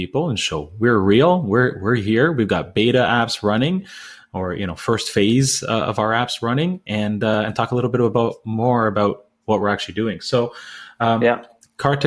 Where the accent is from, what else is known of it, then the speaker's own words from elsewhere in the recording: Canada; I'm Canadian.